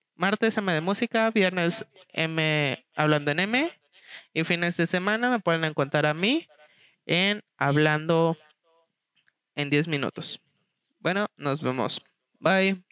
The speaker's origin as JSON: {"language": "Spanish", "country": "Mexico", "said": "tú como mexicano"}